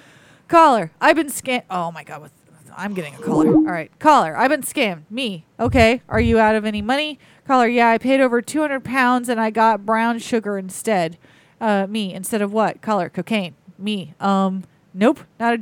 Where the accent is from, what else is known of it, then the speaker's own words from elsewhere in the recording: Florida, United States; I'm from Florida.